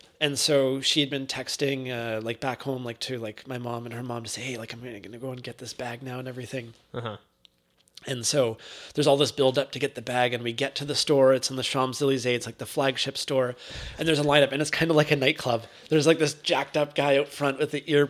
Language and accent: English; Canada; being Canadian